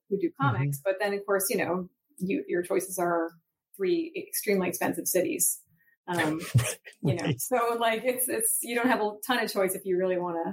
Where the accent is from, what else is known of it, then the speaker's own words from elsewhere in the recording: Huntington, New York, United States; moved away as an adult; also born or lived in Brooklyn, New York / Nyack, New York / Rochester, New York / Baltimore, Maryland; now in Portland, United States; when I was six, we moved to Nyack and then Long Island. So I was mostly in Long Island